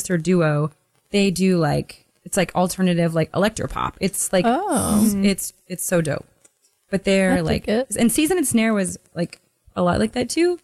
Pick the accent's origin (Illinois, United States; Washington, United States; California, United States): Washington, United States; Seattle; moved away as an adult; I'm from Seattle